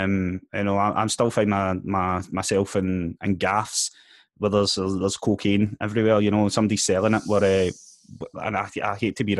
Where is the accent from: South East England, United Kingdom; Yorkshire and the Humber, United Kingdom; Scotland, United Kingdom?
Scotland, United Kingdom; Glasgow; I come from Ballinock, Springburn